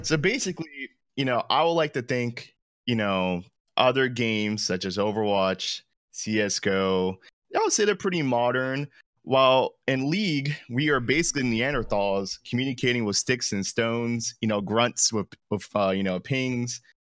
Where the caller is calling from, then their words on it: Jacksonville, Florida, United States; Calling from Jacksonville, Florida